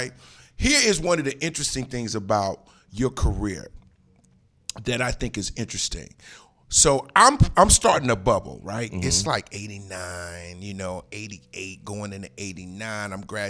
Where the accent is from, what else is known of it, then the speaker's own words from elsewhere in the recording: Newark, New Jersey, United States; I'm from Newark, New Jersey.